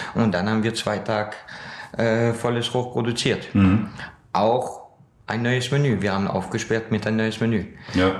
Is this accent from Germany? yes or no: no; France; now in Austria; ich bin ja ein gebürtiger Franzos